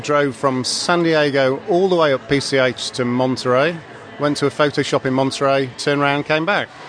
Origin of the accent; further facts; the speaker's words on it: England, United Kingdom; And being an Englishman